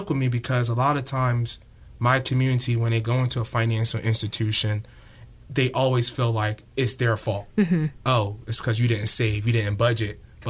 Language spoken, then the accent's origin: English; Camden, New Jersey, United States; moved away; I grew up in Camden, New Jersey. Mm-hmm. And Camden, New Jersey, back in 2008, was the murder capital of the United States. So it was a tough inner city, low economic background.